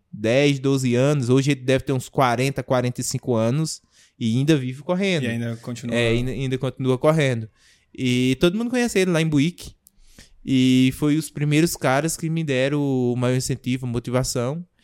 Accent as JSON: {"language": "Portuguese", "town": "Tupanatinga", "region": "Pernambuco", "country": "Brazil", "tie": "born or raised there", "also_born_or_lived": "Buíque, Pernambuco", "moved": "yes", "said": "eu nasci na cidade de Tupanatinga. Tupanatinga. É. Que é Pernambuco, é, interior. É Pernambuco, fica 300 quilômetros de Recife."}